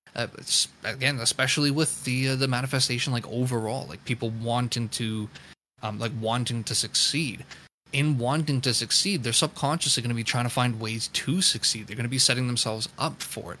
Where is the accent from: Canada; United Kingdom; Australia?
Canada; I'm Canadian